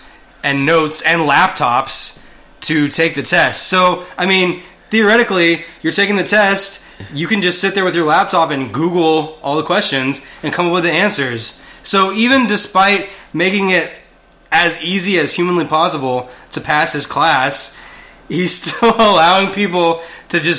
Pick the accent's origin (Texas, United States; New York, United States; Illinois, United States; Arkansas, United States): Texas, United States; we're from Texas.